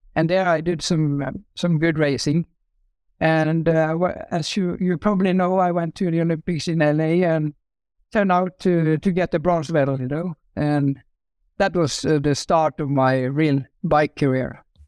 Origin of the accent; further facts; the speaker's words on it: Norway; I grew up in Norway